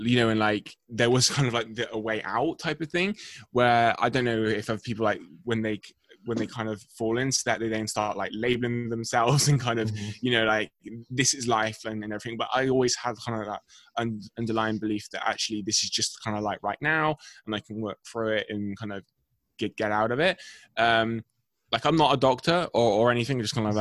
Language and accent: English; England, United Kingdom; I'm from England.